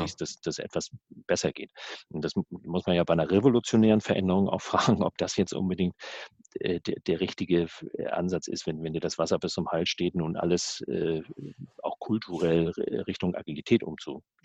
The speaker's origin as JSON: {"language": "German", "area": "the North", "region": "Northern Germany", "country": "Germany", "said": "bei uns im Norden"}